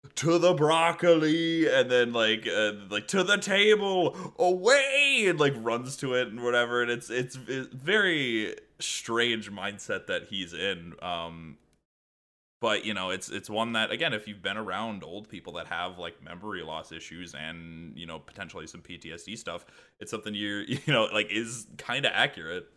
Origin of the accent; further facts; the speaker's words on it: Midwest, United States; I am from the Midwest.